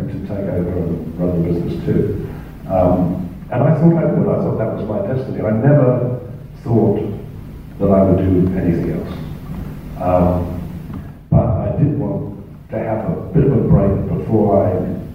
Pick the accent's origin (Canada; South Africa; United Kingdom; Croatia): United Kingdom; England; moved away as an adult; now in Australia; I was involved in the Film Society movement of England before coming to Australia